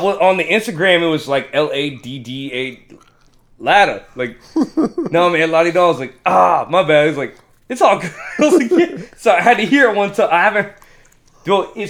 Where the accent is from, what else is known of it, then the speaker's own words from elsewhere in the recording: Germany; Well, it's not that machine. I'm from Germany.